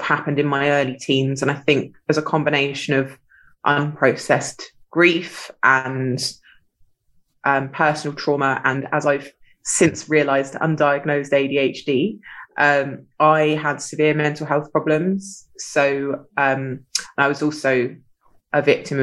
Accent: Sussex, South East England, United Kingdom; I grew up in Sussex

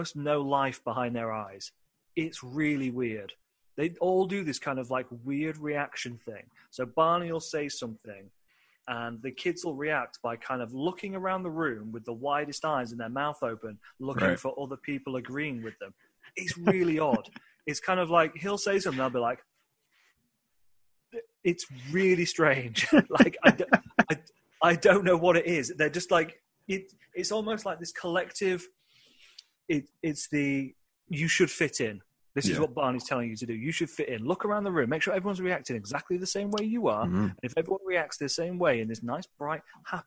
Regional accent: United Kingdom; being a British kid

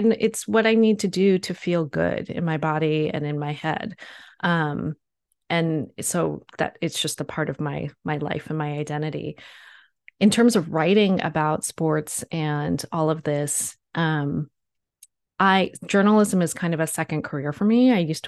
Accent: East Coast, United States; So I grew up in on the East Coast of the United States, and you know, grew up playing sports

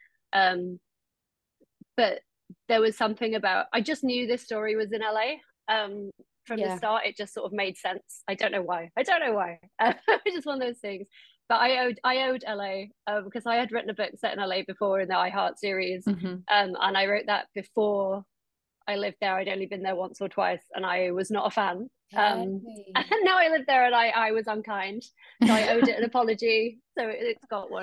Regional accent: Doncaster, Yorkshire and the Humber, United Kingdom; moved away as an adult; also born or lived in Nottingham / London / New York; now in Los Angeles, United States; I'm from Doncaster originally. And I lived in a little mining village in South Yorkshire until uni

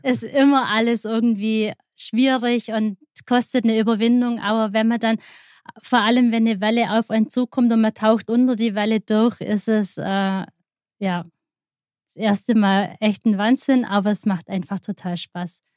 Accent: Aalen, Baden-Württemberg, Germany; moved away as an adult; now in Germering, Germany; kommen aus Aalen, in, in der Nähe von Aalen. Das mhm. ist auf der Schwäbischen Alb.

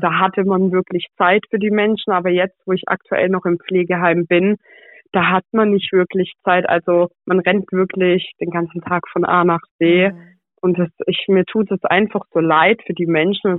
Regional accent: Pforzheim, Baden-Württemberg, Germany; dass ich aus Pforzheim komme

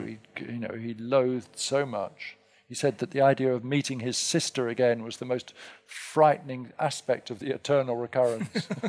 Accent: England, United Kingdom; now in United States; being English

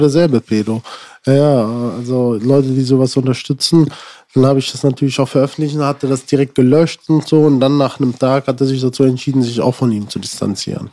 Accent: Sinzig, Rhineland-Palatinate, Germany; also born or lived in Frankenberg, Hesse; wir sind dann eigentlich so zur fünften Klasse damals ungefähr äh, nach Sinzig gezogen

